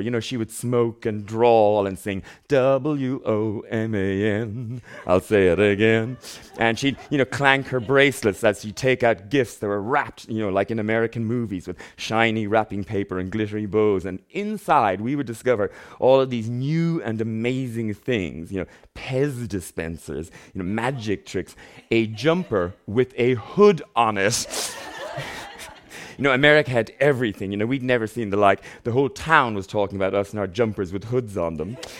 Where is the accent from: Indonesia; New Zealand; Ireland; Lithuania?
Ireland; Ballinrobe, Connacht; I grew up in a very small town in the west of Ireland, and there is a lot to be said for growing up in Ballinrobe, County Mayo